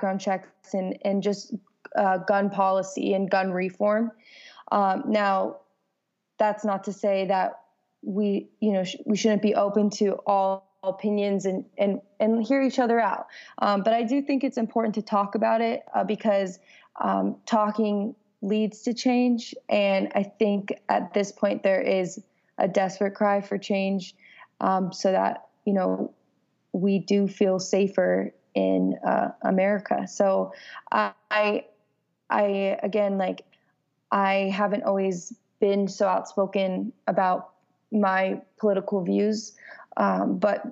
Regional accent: Los Angeles, California, United States; moved away as an adult; now in Nashville, United States; I'm from California and I grew up in the greater part of Los Angeles, and I actually moved to Nashville about 2 years ago

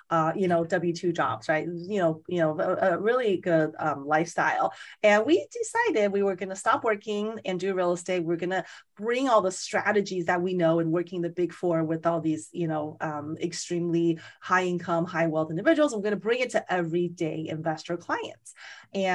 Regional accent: Las Vegas, Nevada, United States; moved away; I'm from Las Vegas originally. And so I know the market, you know, fairly well, because I grew up there, went to college there

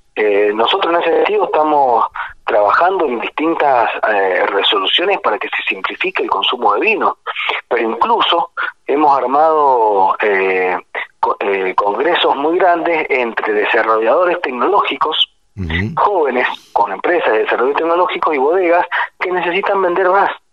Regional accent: Tunuyán, Mendoza, Argentina; Yo soy de Mendoza, de una ciudad que se llama Tunuyán

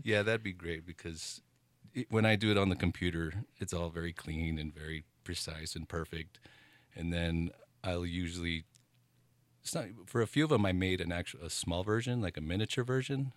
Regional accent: El Paso, Texas, United States; now in Taos, United States; growing up in El Paso, Texas

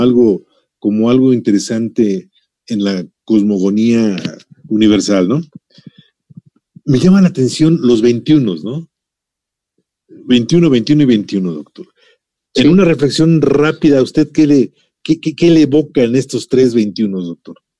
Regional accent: Mexico; nos identifica a todos como mexicanos

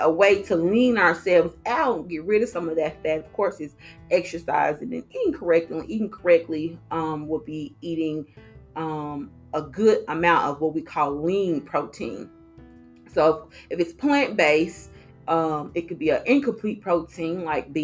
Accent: Arkansas, United States; moved away; I'm from Arkansas, so that's hog country. And so we are meat eaters over there

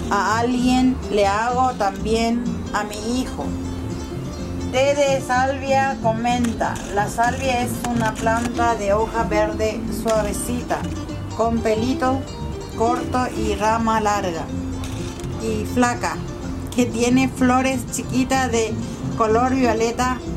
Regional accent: Paraguay; moved away; hace 12 años que vine de Paraguay, 11 años en el barrio Los de San Blas y conozco casi a la mayoría de mis vecinos.

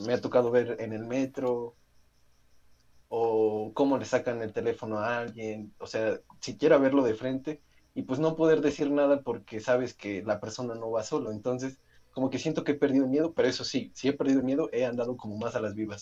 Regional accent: a municipality in Puebla state, Mexico; moved away as an adult; now in Mexico City, Mexico; Nosotros somos de un municipio y nos fuimos a la ciudad de Puebla, al estado de Puebla, a estudiar

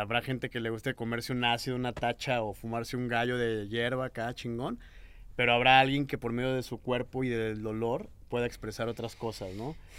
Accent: Mexico; de donde yo vengo, que era un pueblillo

